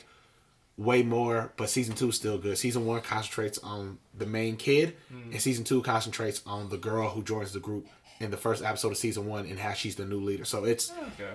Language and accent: English; Louisville, Kentucky, United States; I'm from Louisville